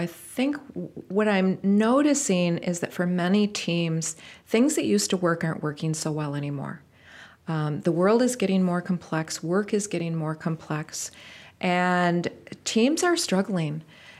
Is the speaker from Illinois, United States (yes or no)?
yes; Rockford, Illinois, United States; And I decided to come back to Rockford, which is my hometown where I grew up, and see if it was going to work.